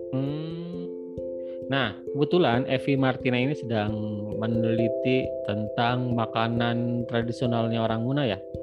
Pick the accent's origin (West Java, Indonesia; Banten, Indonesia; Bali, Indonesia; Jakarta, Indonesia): West Java, Indonesia; Bogor; moved away; di kampung saya di Bogor